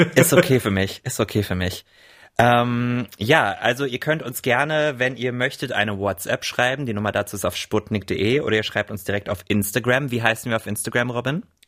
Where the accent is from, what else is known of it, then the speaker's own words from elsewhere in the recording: Rhine-Main area, Germany; im Rhein-Main-Gebiet, wo ich herkomme